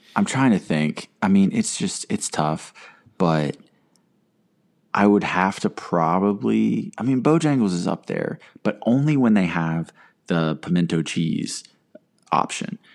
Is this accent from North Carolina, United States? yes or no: yes; North Carolina, United States; growing up around North Carolina